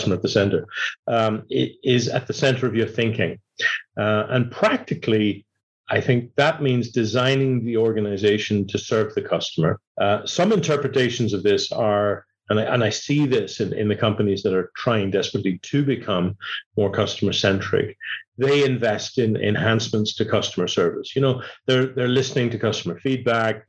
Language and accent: English; Ireland; moved away as an adult; also born or lived in Dublin, Ireland / Manchester, United Kingdom / London, United Kingdom / United States; I was born in Ireland 60 years ago. I was educated in Dublin, Manchester, London.